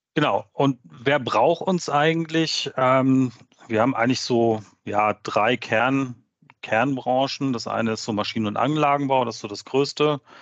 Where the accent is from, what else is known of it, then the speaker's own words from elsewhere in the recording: Hamburg, Germany; moved away as an adult; bin dann in, mein, in meine alte Heimat zurück. Ähm, ich komme aus der Nähe von Hamburg